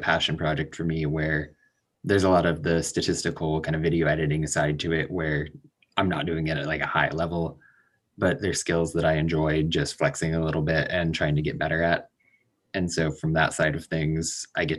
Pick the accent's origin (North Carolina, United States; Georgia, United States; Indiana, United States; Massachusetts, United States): Indiana, United States; Indianapolis; I was born and raised in Indianapolis